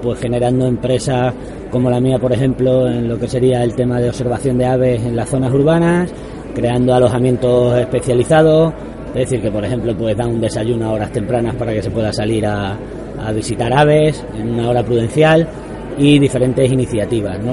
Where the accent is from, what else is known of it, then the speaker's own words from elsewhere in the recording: Plasencia, Extremadura, Spain; yo soy de Plasencia